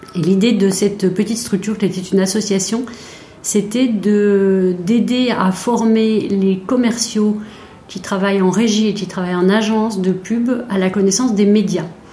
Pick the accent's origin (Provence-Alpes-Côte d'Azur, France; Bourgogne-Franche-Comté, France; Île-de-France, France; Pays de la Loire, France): Bourgogne-Franche-Comté, France; Besançon; je suis née à Besançon. J'ai fait une grande partie de mes études à Besançon, dans l'est de la France